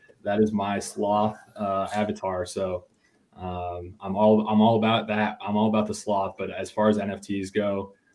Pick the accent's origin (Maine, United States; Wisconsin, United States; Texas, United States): Texas, United States; Dallas; moved away; also born or lived in Colorado; I'm originally from Dallas